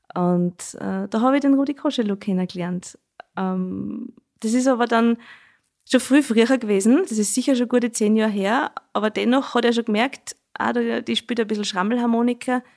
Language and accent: German; Schneeberg, Lower Austria, Austria; Das sag ich als gebürtige Schneebergerin nicht, weil bei uns sagt man ja Dudeln zum Jodeln